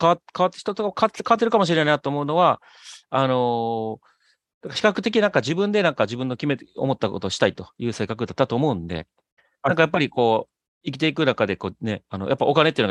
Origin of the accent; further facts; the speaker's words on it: Osaka, Japan; now in United States; 大阪の大阪市内。はい。はい、で、育ってまして。